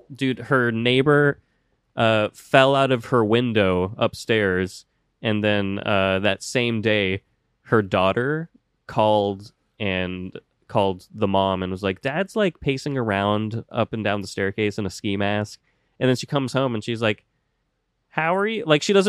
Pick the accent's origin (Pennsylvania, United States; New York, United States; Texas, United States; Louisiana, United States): Texas, United States; White Settlement; I'm from White Settlement, Texas.